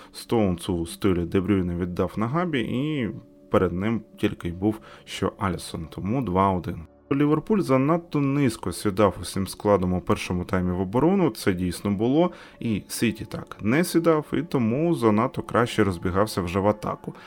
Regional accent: Ukraine; Ми з України

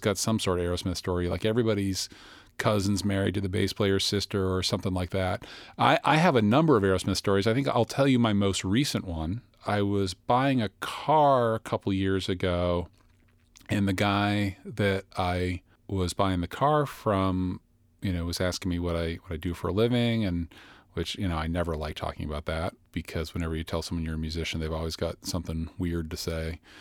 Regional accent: Boston, Massachusetts, United States; I'm from the Boston area

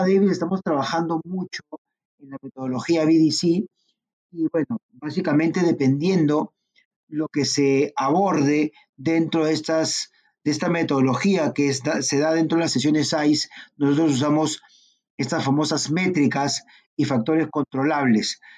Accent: Peru

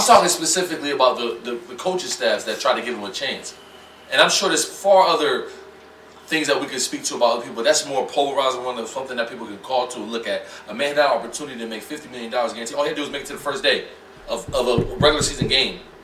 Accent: Youngstown, Ohio, United States; moved away; I'm from Youngstown, Ohio

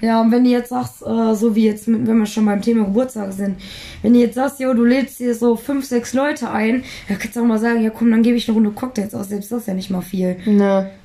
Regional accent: Duisburg, North Rhine-Westphalia, Germany; moved away; bei uns in Duisburg

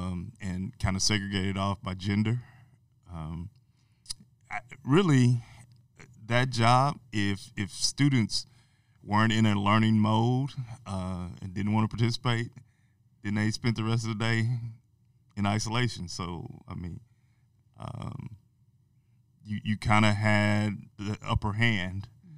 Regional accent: Amarillo, Texas, United States; I'm originally from Amarillo, Texas.

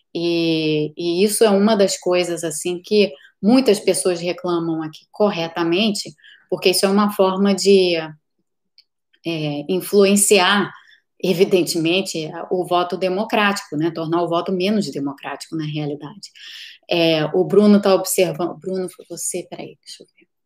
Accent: Brazil; now in United States; eu sou brasileira, moro aqui nos Estados Unidos

